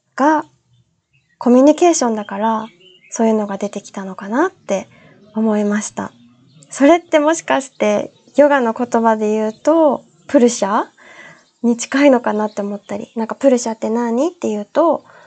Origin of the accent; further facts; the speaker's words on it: Okinawa, Japan; moved away; also born or lived in Australia / Tenerife, Spain; 私が沖縄出身で